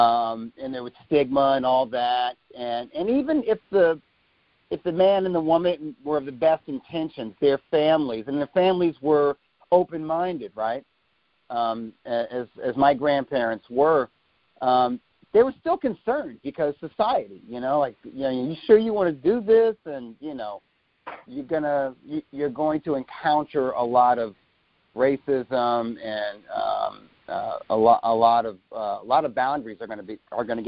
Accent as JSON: {"language": "English", "country": "United States", "tie": "born or raised there", "also_born_or_lived": "New York City, United States / Ohio, United States / Missouri, United States"}